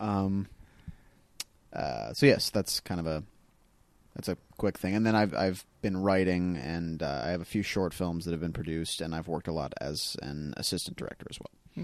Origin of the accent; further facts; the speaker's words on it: North Carolina, United States; moved away as an adult; also born or lived in Dayton, Tennessee; now in Los Angeles, United States; I grew up in North Carolina